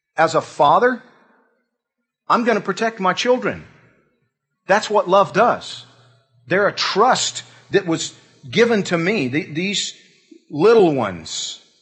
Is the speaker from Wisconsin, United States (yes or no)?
no; Georgia, United States; moved away; I'm from Georgia.